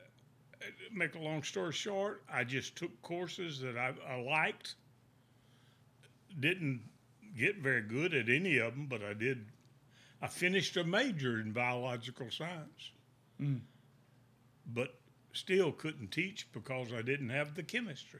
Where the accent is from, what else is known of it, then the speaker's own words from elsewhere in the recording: Winnsboro, South Carolina, United States; I'm originally from Winnsboro, South Carolina